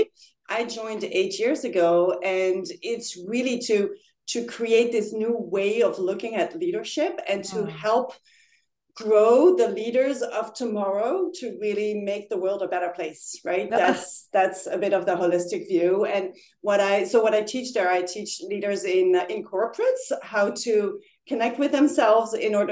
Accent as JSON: {"language": "English", "town": "Paris", "region": "Île-de-France", "country": "France", "tie": "born or raised there", "also_born_or_lived": "Netherlands / Singapore", "moved": "as an adult", "lives_now": "The Hague, Netherlands", "said": "I was born and raised in Paris and lived there for 18 years. And then I moved to the Netherlands to study."}